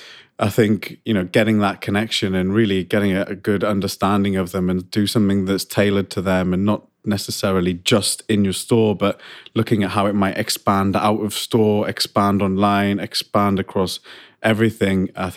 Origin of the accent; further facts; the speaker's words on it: United Kingdom; people just joined the queue because we're British.